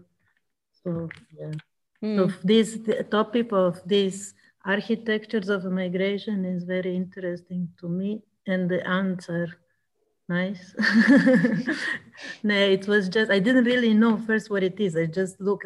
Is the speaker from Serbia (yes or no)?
yes; Serbia; I'm from Serbia